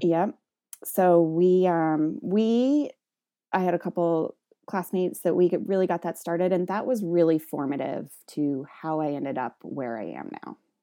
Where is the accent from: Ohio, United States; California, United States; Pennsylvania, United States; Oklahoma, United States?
Ohio, United States; the Midwest; moved away as an adult; also born or lived in Western Massachusetts; so I'm from the Midwest. I finished high school in Ohio.